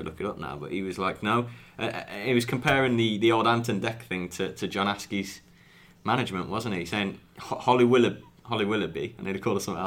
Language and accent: English; West Bromwich, West Midlands, United Kingdom; moved away as an adult; also born or lived in Stoke-on-Trent; I was born and raised in West Brom